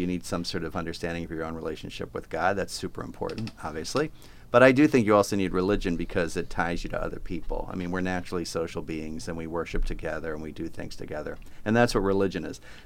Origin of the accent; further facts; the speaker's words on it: Plymouth Meeting, Pennsylvania, United States; moved away as an adult; also born or lived in New York City / Stamford, Connecticut; I was born in Philadelphia, a little town called Plymouth Meeting